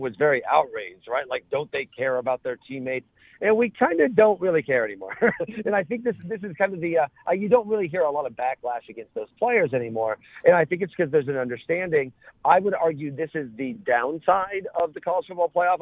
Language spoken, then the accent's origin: English; Mattoon, Illinois, United States; I grew up in Mattoon